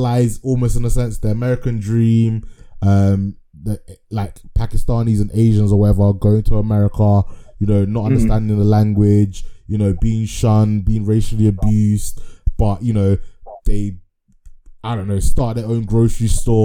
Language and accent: English; Ghana; I'm Ghanaian